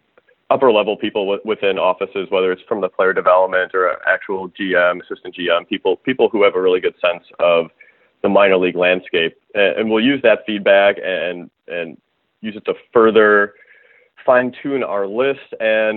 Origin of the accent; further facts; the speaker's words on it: Chicago, Illinois, United States; I grew up in the Chicagoland area